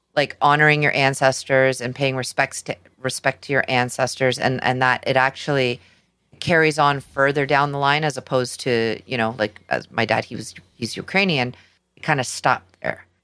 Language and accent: English; Canada; we're Canadian.